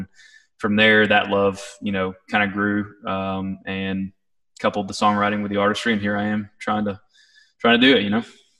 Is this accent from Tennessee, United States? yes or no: yes; East Tennessee, United States; I grew up in East Tennessee